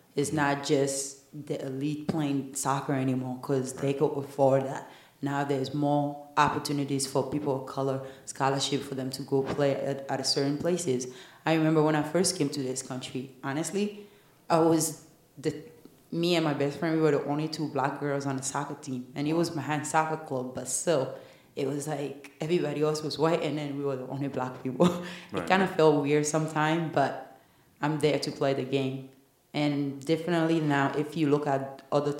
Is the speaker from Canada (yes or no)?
no; Mali; English is a second language; now in United States; I'm Malian.